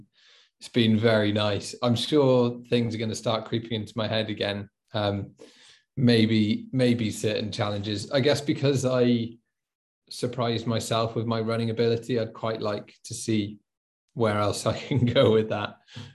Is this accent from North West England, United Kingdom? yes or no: no; Wales, United Kingdom; I'm born and bred in Wales, even though I don't really have much of an accent, and I just love exploring my home country.